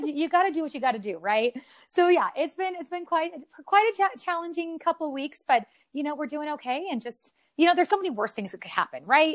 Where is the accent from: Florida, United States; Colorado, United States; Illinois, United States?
Colorado, United States; also born or lived in Mississippi / San Diego / Omaha; I've been here since I was like seven years, six years old